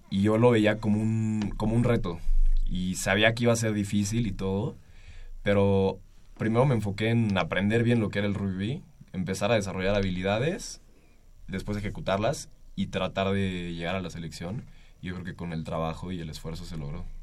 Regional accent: Mexico City, Mexico; Hay un, ¿qué será? Tres, dos tercios de la selección somos de la Ciudad de México

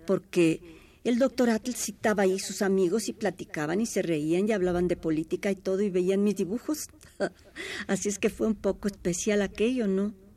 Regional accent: Mexico City, Mexico; Nacimos en Coyoacán.

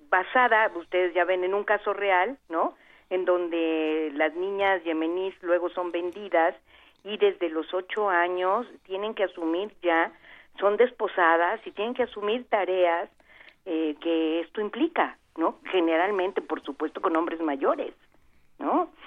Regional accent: Veracruz, Mexico; Veracruz, que es mi tierra

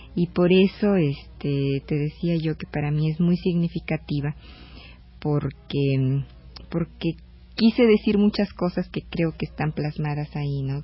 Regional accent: Nuevo León, Mexico; mi tierra, Nuevo León

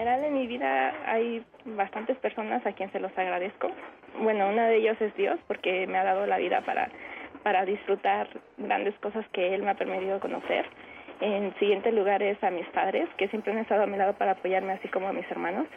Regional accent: Tetecala, Morelos, Mexico; Nací en Tetecala, el 14 de enero de 1992.

